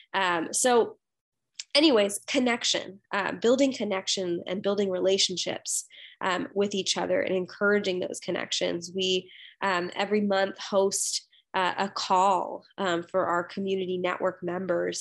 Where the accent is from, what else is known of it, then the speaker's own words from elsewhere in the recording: United States; I come from a Sri Lankan Catholic background. and, and I was born and raised here in the United States